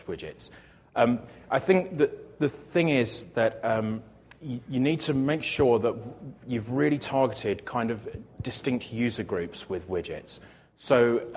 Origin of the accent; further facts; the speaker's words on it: United Kingdom; I'm British